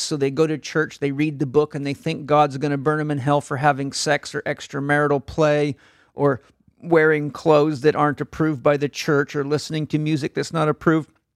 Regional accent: San Diego, California, United States; I'm from San Diego

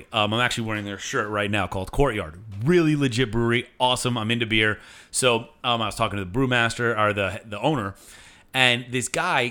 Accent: Miami, Florida, United States; We say we're from Miami.

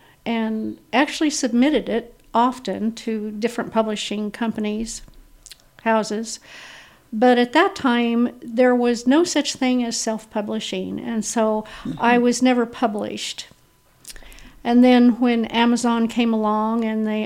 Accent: Garden City, Kansas, United States; now in Independence, United States; I'm a native Kansan. I was born and raised in Garden City, Kansas.

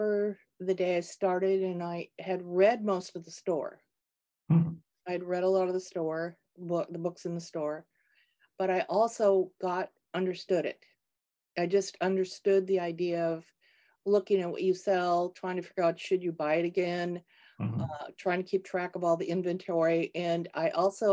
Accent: Minnesota, United States; I grew up in Minnesota, not far from the University of Minnesota campus.

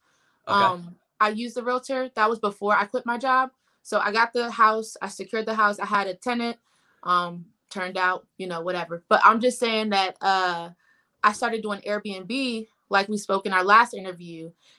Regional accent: Columbia, Maryland, United States; now in Baltimore, United States; So I am from Columbia, Maryland, but I'm local to Baltimore now.

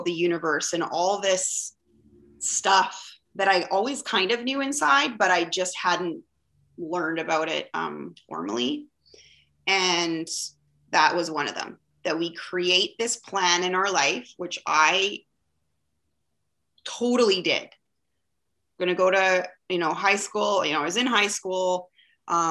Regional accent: Vancouver, British Columbia, Canada; I'm from Vancouver, BC, Canada, and it is a gorgeous day here.

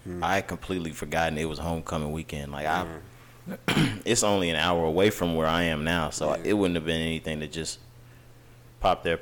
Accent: Texas, United States; I'm from Texas.

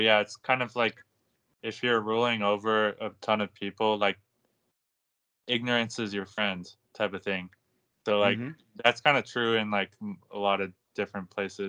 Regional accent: California, United States; I grew up in California, like and I'm not very old

